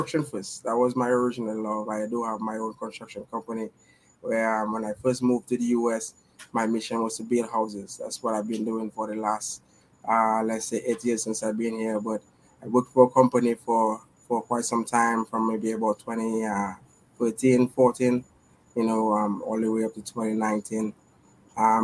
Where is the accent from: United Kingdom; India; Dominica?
Dominica; Roseau, Saint George; moved away as an adult; now in United States; I am from Roseau, Kings Hill, Dominica. I was actually raised, in the city as a young man growing up